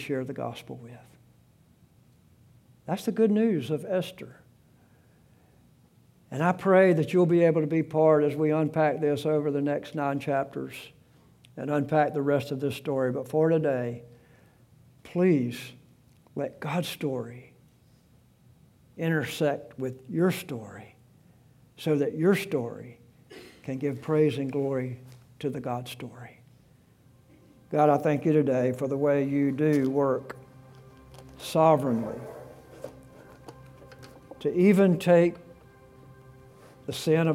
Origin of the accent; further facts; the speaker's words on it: South Alabama, United States; moved away as an adult; also born or lived in South Carolina; I was born in South Alabama, 5'9" tall, weighed 135 pounds when I graduated from high school.